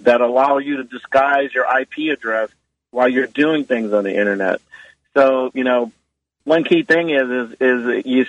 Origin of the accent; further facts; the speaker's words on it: New Orleans, Louisiana, United States; moved away; my hometown of New Orleans.